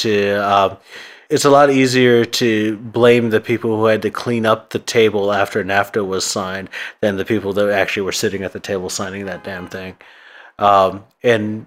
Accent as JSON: {"language": "English", "town": "Vallejo", "region": "California", "country": "United States", "tie": "born or raised there", "said": "I grew up in Vallejo mostly."}